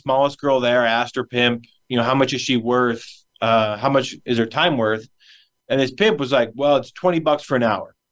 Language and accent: English; Wyoming, United States; I'm from Wyoming. That's where I grew up. I was born and raised in the Cowboy State